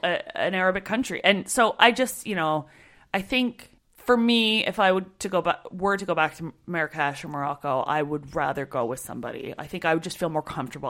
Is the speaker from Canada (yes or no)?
yes; Canada; I'm Canadian